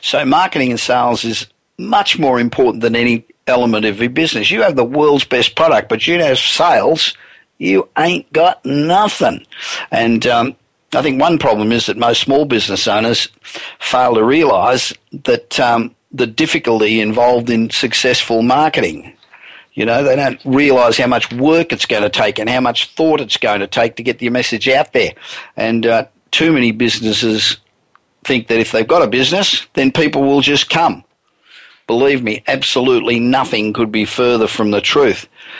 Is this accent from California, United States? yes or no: yes; Los Angeles, California, United States; It's the business show coming to you this week from my hometown of Los Angeles.